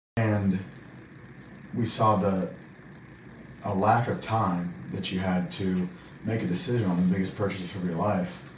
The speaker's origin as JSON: {"language": "English", "town": "Indianapolis", "region": "Indiana", "country": "United States", "tie": "born or raised there", "lives_now": "Zionsville, United States", "said": "I'm from Indianapolis, live in Zionsville now, uh, so I haven't moved too far away"}